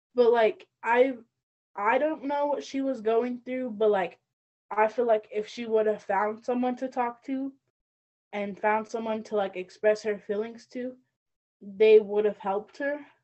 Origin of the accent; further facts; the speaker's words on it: Northern Arapaho, Wyoming, United States; I come from the Northern Arapaho tribe.